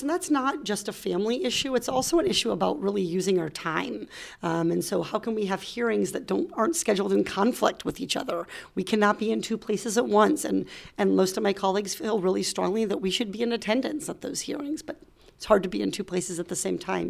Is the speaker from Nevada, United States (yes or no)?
no; Iowa, United States; moved away as an adult; also born or lived in Little Rock, Arkansas; now in California, United States; I grew up in Iowa